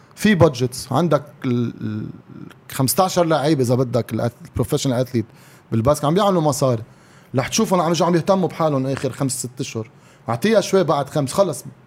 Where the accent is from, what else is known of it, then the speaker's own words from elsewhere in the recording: Lebanon; نحن بالسترينث اند كونديشنينج كلبنانيه